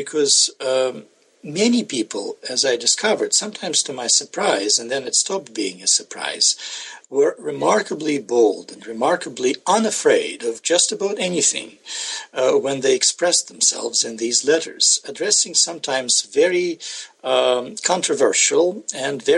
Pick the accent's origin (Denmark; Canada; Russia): Russia; Saint Petersburg; moved away; I'm from St. Petersburg. I was born and raised there, and went to the university there